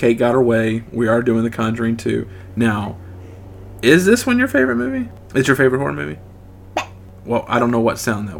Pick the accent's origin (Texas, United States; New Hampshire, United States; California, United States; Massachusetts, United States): Texas, United States; accent: southern; That's my southern, we're from Texas